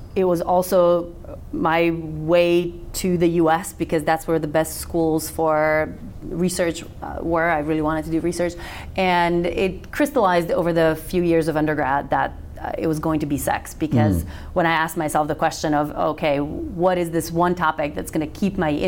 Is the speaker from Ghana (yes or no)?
no; North Macedonia; first language Macedonian; English is a second language; moved away as an adult; I was born and raised in Macedonia